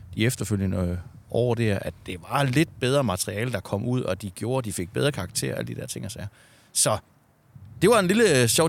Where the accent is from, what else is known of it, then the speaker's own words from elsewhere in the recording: Southern Jutland, Southern Denmark, Denmark; jeg kommer ned fra Sønderjylland